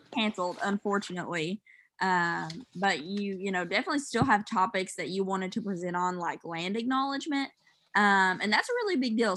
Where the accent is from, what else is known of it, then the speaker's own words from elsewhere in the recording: Hazard, Kentucky, United States; I'm from Hazard